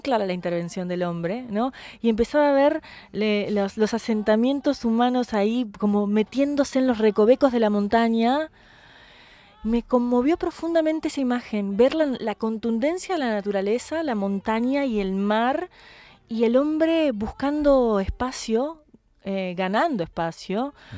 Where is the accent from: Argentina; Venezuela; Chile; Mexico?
Argentina; Como artista extranjera, como artista latinoamericana, eh, como artista argentina